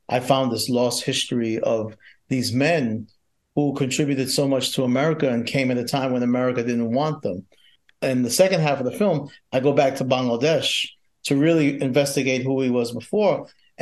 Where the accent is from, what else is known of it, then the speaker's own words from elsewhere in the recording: New York, United States; I'm born and bred in New York